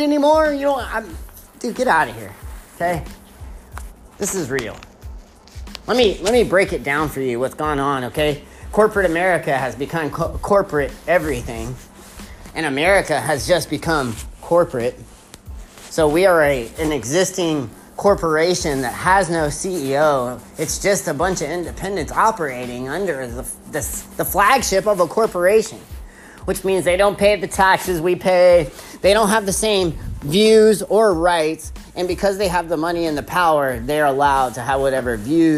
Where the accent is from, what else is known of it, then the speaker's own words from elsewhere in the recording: Texas, United States; I'm from Texas